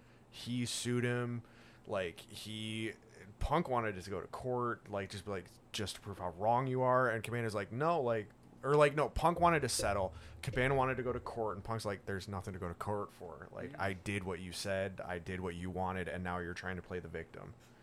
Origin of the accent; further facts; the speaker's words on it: Chicago, Illinois, United States; I'm from Chicago. Oh, yeah, I'm 2 hours away.